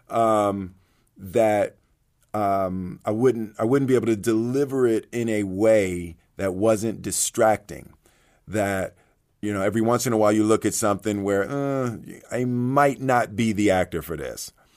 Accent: Philadelphia, Pennsylvania, United States; I grew up in Philly

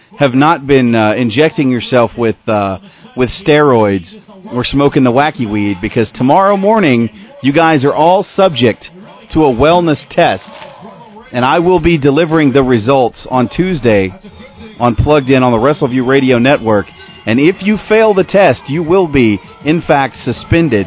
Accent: Little Rock, Arkansas, United States; moved away; my hometown of Little Rock, Arkansas

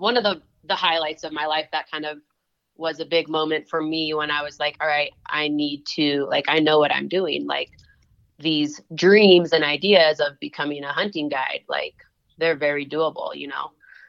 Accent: Washington, United States; So I grew up in Washington State and came out here quite a bit with my dad in the spring

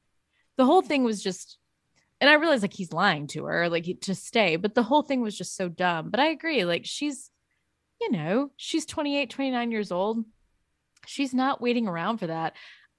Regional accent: West Memphis, Arkansas, United States; In my hometown, we don't have a bar. We have a like a Greyhound track in West Memphis that has some bars in it.

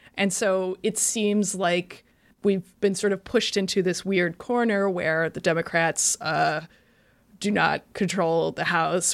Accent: Iowa, United States; moved away; I'm originally from Iowa

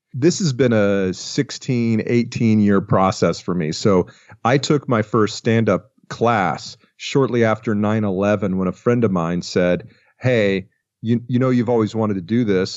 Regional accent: Atlanta, Georgia, United States; born or raised there; moved away as an adult; also born or lived in Los Angeles

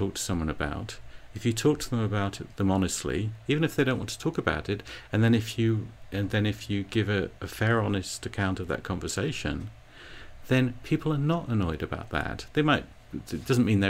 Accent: England, United Kingdom; now in United States; the extra little bit of me being English

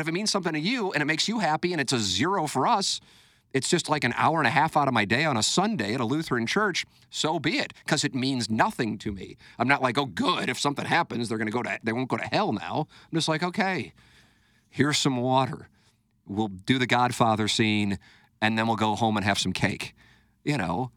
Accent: United States; I grew up in the United States of America

